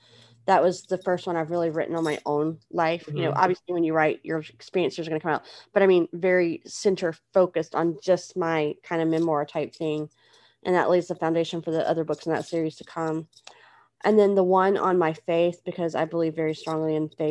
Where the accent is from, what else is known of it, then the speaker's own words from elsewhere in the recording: United States; as an American